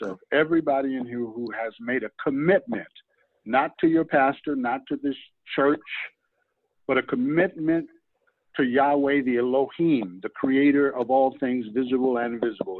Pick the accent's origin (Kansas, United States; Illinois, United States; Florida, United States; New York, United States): New York, United States; moved away as an adult; now in California, United States; I'm not from New York because I left New York when I was 19